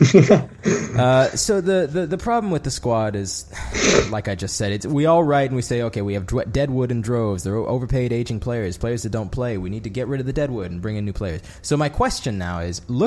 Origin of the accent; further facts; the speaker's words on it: United States; I'm American